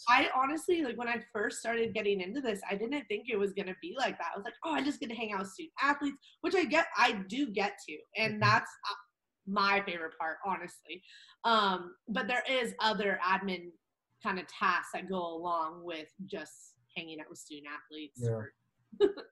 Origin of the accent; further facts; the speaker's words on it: Orange County, Southern California, United States; moved away as an adult; also born or lived in Spokane, Washington; now in Arizona, United States; I grew up in Orange County